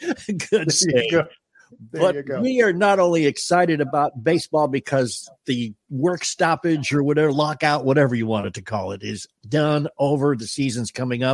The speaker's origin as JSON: {"language": "English", "town": "Boston", "region": "Massachusetts", "country": "United States", "tie": "born or raised there", "moved": "as an adult", "lives_now": "Atlanta, United States", "said": "Everybody knows that I was born and brought up in Boston."}